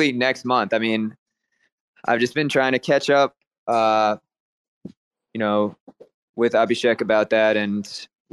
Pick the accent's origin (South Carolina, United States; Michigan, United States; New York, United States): New York, United States; New York City; moved away as an adult; now in Mumbai, India; I'm originally from New York City. I grew up there